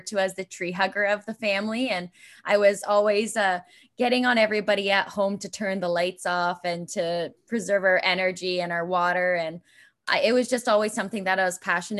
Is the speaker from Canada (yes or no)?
yes; Brantford, Ontario, Canada; I knew I was heading back to Brantford